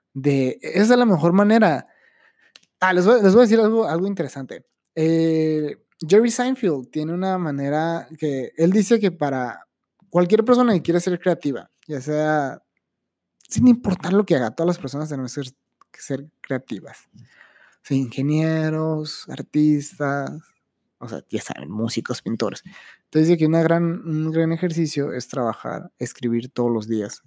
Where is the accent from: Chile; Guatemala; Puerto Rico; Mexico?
Mexico; Soy ciudadano de México